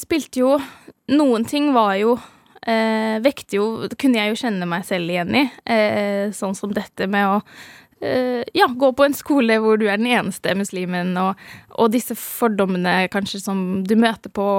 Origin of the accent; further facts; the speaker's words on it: Norway; jeg er herfra, fra Norge